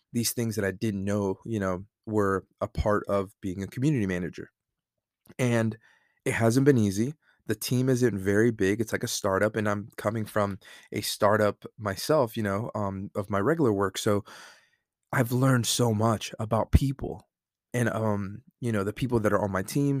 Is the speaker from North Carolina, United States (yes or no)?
yes; Fayetteville, North Carolina, United States; I'm a guy from Fayetteville, North Carolina that played high school football from a small town